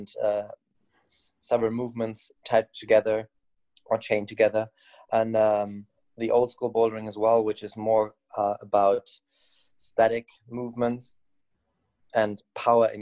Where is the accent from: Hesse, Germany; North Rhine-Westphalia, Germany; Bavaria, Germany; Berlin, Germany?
North Rhine-Westphalia, Germany; Bergisch Gladbach; now in Cologne, Germany; I grew up in Bergstadtbach